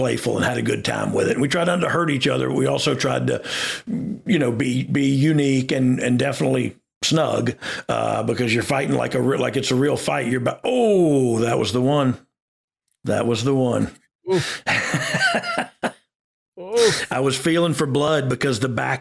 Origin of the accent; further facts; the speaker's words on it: Georgia, United States; I'm from Georgia